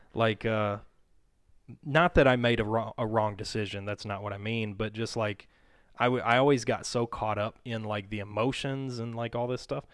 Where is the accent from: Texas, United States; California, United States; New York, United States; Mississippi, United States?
Mississippi, United States; moved away; I grew up in Mississippi. And my family moved here in two thousand nine.